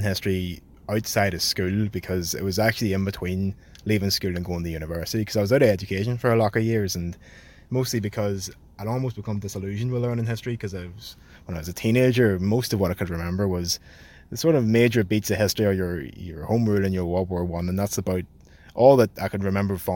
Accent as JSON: {"language": "English", "town": "Belfast", "region": "Northern Ireland", "country": "United Kingdom", "tie": "born or raised there", "said": "I was born in Belfast, but raised sort of East Belfast in the Craigie areas"}